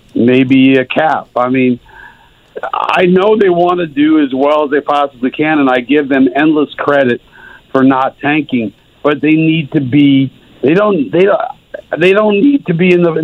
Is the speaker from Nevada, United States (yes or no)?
no; New York, United States; moved away; I went to IU. Guys, I grew up in New York.